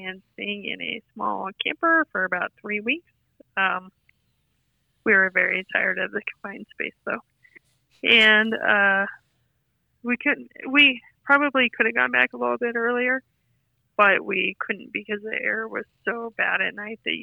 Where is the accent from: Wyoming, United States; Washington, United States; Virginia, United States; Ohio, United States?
Wyoming, United States; Dubois; I grew up in Du Bois, and I went